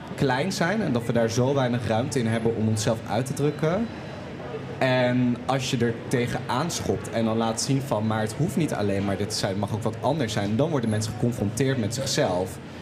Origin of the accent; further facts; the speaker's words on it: Twente, Overijssel, Netherlands; now in Groningen, Netherlands; Ik kom uit Twente